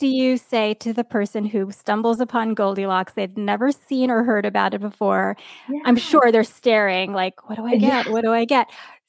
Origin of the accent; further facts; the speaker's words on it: New York, United States; the cakes I grew up with in New York.